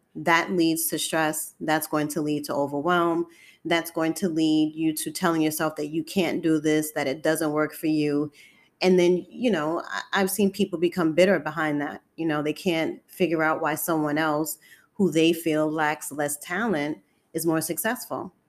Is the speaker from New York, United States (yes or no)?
yes; New York City, New York, United States; I'm born and raised in Harlem, New York City.